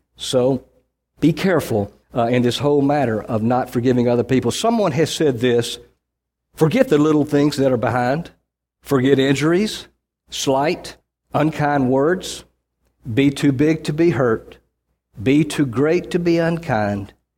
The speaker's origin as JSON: {"language": "English", "region": "Mississippi", "country": "United States", "tie": "born or raised there", "said": "I grew up in Mississippi"}